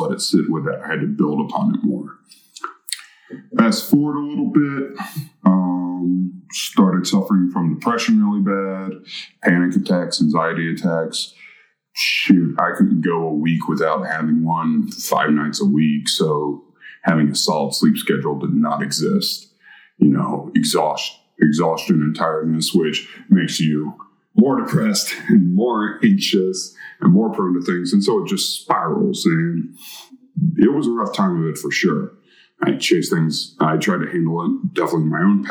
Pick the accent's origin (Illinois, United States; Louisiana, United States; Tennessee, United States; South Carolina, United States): Tennessee, United States; Chattanooga; also born or lived in North Carolina; I claim Chattanooga as my hometown